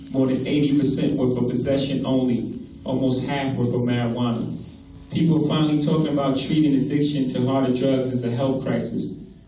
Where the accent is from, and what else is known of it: New York, United States; born or raised there